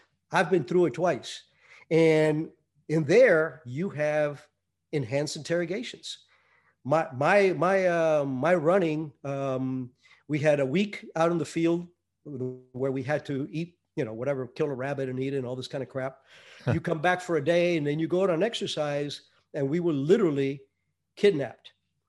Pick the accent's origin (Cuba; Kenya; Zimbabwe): Cuba; Yeah, I was born in 51. Yes, I'm that old. And I was probably, I think, 8 when Castro took over. But the town that I lived in was at the foothills of the mountains